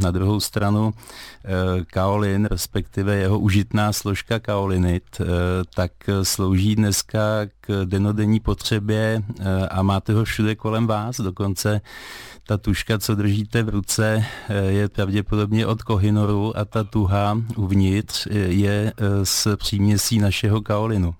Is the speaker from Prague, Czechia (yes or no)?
no; Skalná, Karlovy Vary Region, Czechia; pocházím ze Skalné, která se jmenovala dříve Vilčtejn